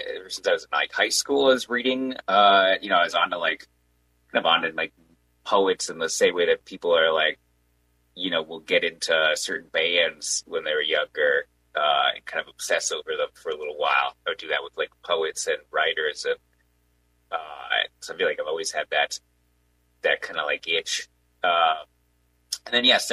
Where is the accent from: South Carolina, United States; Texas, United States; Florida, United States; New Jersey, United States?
South Carolina, United States; Charleston; now in Reno, United States; I'm from the East Coast. Originally I was born in Charleston